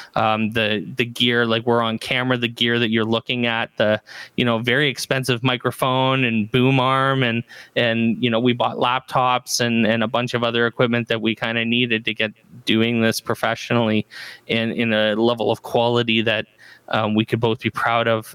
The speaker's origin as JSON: {"language": "English", "town": "Barrie", "region": "Ontario", "country": "Canada", "said": "I'm from Barrie, Ontario, Canada"}